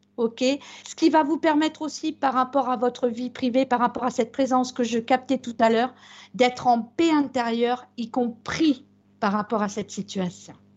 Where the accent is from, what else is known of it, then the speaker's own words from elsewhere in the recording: Brittany, France; chez nous en Bretagne